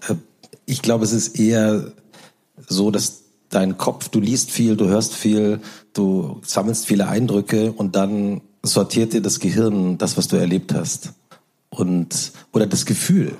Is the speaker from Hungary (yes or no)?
no; Langgöns, Hesse, Germany; moved away; Ich bin in Langgöns, wie du vorhin auch schon so schön gesagt hast, aufgewachsen. Es ist eine kleine, eine Gemeinde äh, in Mittelhessen